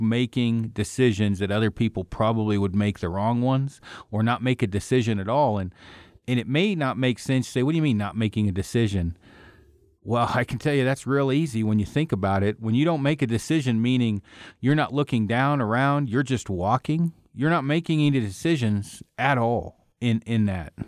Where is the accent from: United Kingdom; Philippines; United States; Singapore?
United States; Oregon; moved away; I'm from Oregon.